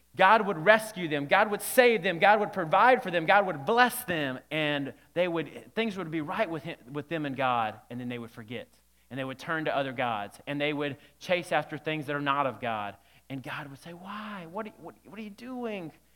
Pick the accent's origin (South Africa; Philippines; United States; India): United States; Alabama; when I was young, growing up in Alabama